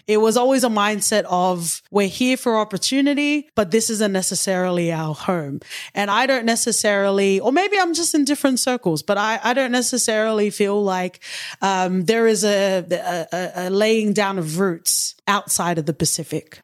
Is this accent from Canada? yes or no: no; Sydney, New South Wales, Australia; I grew up in Western Sydney, which is very multicultural.